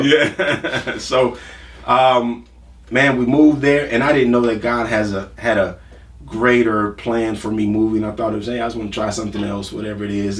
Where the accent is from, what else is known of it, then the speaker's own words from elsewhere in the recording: Milwaukee, Wisconsin, United States; also born or lived in Franklinton, Louisiana; About two years old, moved to uh, Milwaukee.